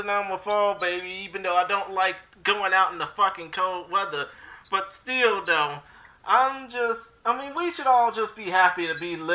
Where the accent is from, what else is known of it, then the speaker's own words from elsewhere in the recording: Houston, Texas, United States; obviously we are from Houston